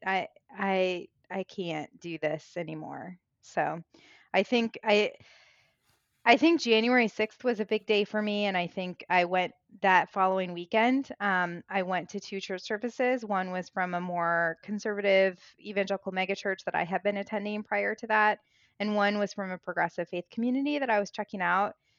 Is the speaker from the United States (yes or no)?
yes; Springfield, Illinois, United States; also born or lived in Chicago; I grew up in the Midwest, I grew up in Illinois, Springfield, Illinois, land of Lincoln